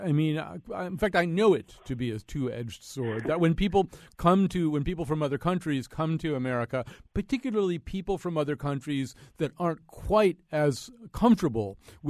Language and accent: English; United States; because I'm so American, I forget, and I start being friendly and informal